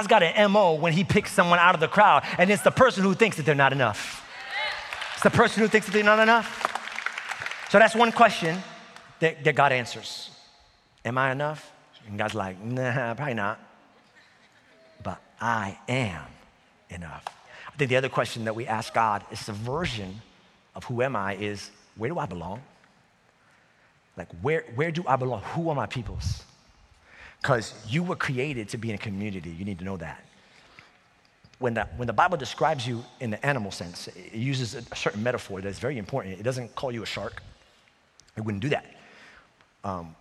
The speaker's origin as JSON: {"language": "English", "town": "New York City", "region": "New York", "country": "United States", "tie": "born or raised there", "also_born_or_lived": "Staten Island", "said": "I grew up in New York City"}